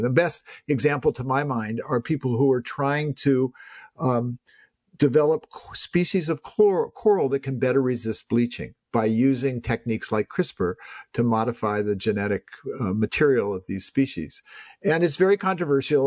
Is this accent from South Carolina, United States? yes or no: no; Palo Alto, California, United States; I'm someone who grew up in Silicon Valley